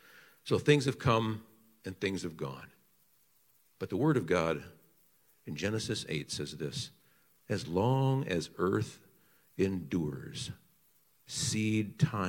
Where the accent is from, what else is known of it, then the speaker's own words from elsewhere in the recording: Grand Haven, Michigan, United States; I'm from Grand Haven